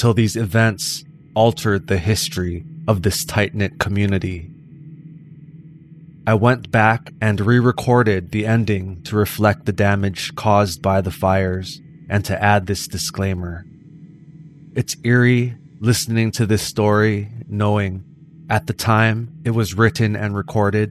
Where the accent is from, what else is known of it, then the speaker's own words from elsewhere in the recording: Hawaii, United States; Growing up in Hawaii, I was surrounded by obake, ghost stories, and the supernatural legends discussed in my Hawaiian history classes